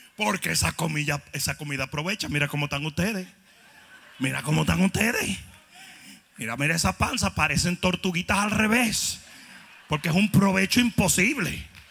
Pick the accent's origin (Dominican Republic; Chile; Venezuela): Dominican Republic; moved away